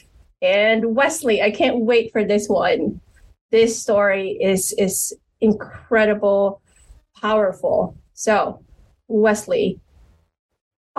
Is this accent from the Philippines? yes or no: yes; Philippines; I'm from the Philippines